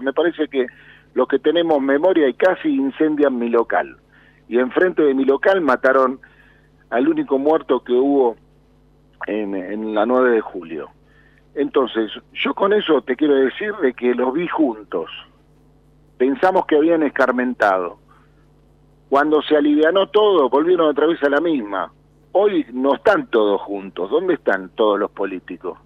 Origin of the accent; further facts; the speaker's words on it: Villa Carlos Gardel, Buenos Aires, Argentina; Yo soy un simple peluquero que aprendí, salí de la Villa Carlos Gardel